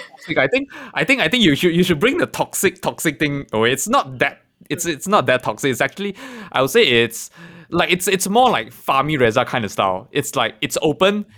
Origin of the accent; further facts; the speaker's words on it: Malaysia; being a Malaysian, I'm I'm I'm I'm quite proud to be a Malaysian